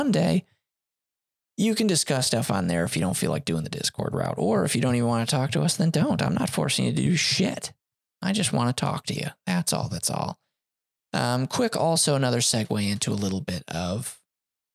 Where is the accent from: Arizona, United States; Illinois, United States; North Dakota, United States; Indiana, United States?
Illinois, United States; we're from Illinois